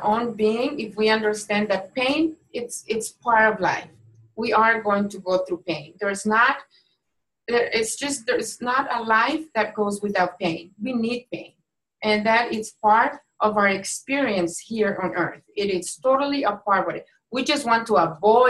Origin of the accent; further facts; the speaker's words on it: Mexico; moved away; I was born and raised in Mexico